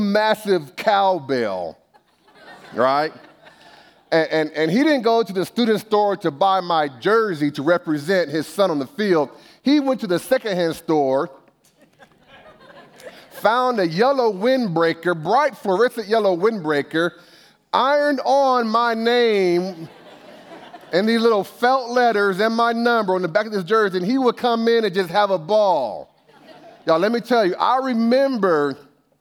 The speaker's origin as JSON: {"language": "English", "town": "Bakersfield", "region": "California", "country": "United States", "tie": "born or raised there", "said": "I grew up in Bakersfield"}